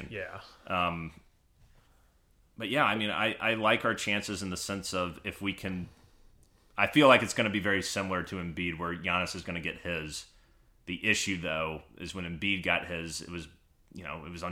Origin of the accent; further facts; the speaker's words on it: the South, United States; I'm a Southerner.